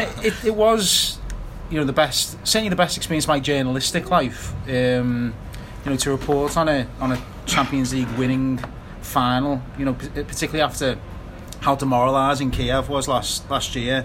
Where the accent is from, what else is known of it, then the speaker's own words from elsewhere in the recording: Liverpool, North West England, United Kingdom; from Liverpool